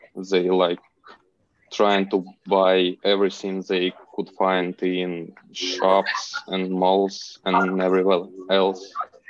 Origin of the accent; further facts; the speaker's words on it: Kharkiv, Kharkiv Oblast, Ukraine; As you know … I'm from Kharkiv, and I've been living here for all my life. And Kharkiv is part of Ukraine, which is 40 kilometers from Russia territory.